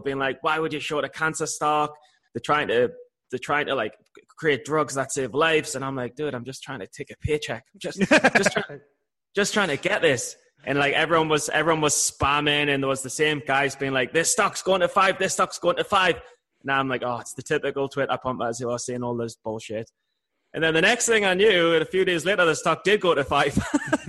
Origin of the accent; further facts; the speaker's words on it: England, United Kingdom; I'm from England.